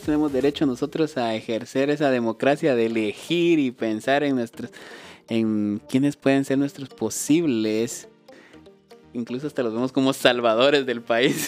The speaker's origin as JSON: {"language": "Spanish", "country": "Guatemala", "said": "nosotros somos guatemaltecos"}